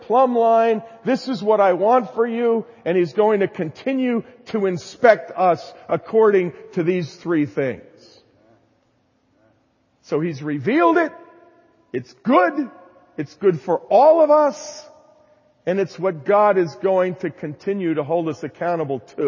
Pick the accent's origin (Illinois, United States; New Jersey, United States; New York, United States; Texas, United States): New Jersey, United States; I was raised in New Jersey, so I have kind of a strong, emphatic tone to my voice